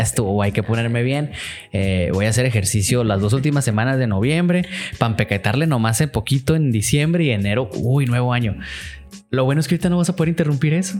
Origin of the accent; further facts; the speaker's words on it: Mexico; nosotros que somos mexicanos